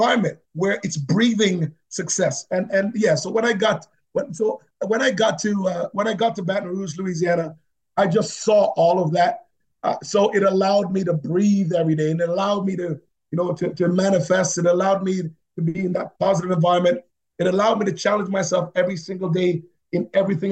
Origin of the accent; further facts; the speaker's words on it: Jamaica; now in Canada; I'm Jamaican